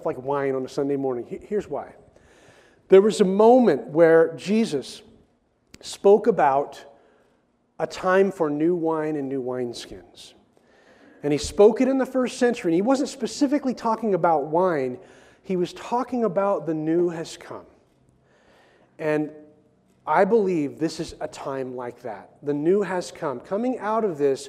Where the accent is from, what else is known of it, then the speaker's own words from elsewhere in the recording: Oregon, United States; I grew up in Oregon, and I grew up on a farm here in Oregon